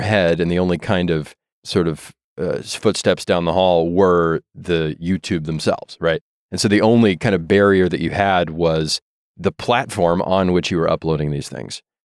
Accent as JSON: {"language": "English", "town": "Jonesboro", "region": "Arkansas", "country": "United States", "tie": "born or raised there", "also_born_or_lived": "Morrilton, Arkansas / Arkadelphia, Arkansas", "moved": "yes", "said": "Did most of my growing up in Northeast Arkansas, a little town called Jonesboro, Arkansas, where Arkansas State is"}